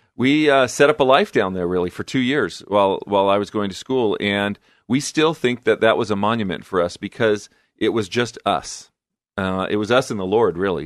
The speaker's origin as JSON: {"language": "English", "town": "Fullerton", "region": "California", "country": "United States", "tie": "born or raised there", "also_born_or_lived": "Long Beach, California / Albuquerque, New Mexico / Guadalajara, Mexico", "moved": "as an adult", "said": "I grew up in Southern California, Fullerton, in Orange County, California. Born and raised, actually"}